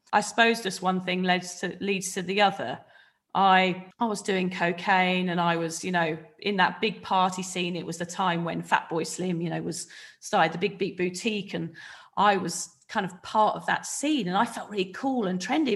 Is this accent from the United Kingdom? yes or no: yes; a little village outside Reading, South East England, United Kingdom; I'm from a little village outside Reading. Um, I grew up, you know, in a family where I felt very loved